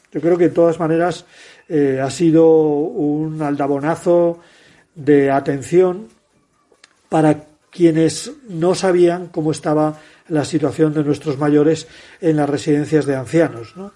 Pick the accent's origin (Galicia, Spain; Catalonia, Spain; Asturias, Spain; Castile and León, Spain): Asturias, Spain; Mi tierra